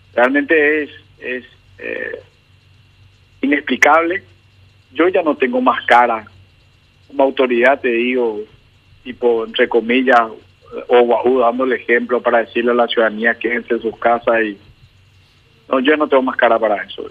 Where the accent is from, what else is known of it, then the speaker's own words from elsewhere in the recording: San Lorenzo, Central, Paraguay; voto y me crié en San Lorenzo, así que esta es mi ciudad